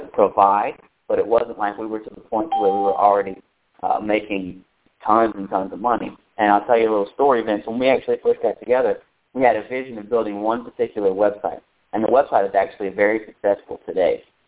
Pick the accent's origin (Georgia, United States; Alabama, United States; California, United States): Alabama, United States; I'm from Alabama. You couldn't tell by the way I sound